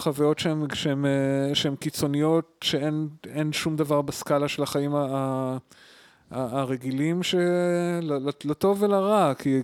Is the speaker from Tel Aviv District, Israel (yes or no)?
yes; Tel Aviv, Tel Aviv District, Israel; also born or lived in Ramat HaSharon, Israel / Wageningen, Netherlands; אני אני בא מתל אה, אביב ורמת שרון